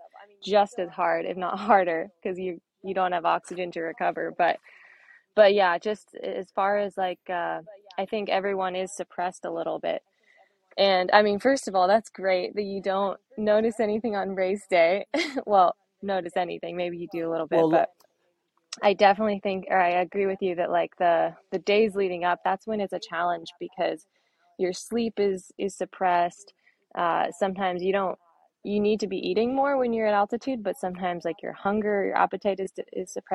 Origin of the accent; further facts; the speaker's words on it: Inverness, California, United States; moved away as an adult; also born or lived in Durango, Colorado; I grew up in Inverness. It's part of Marin County, but it's very West Marin